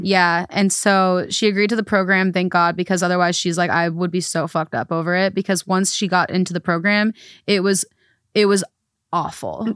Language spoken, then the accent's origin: English; United States; I'm from America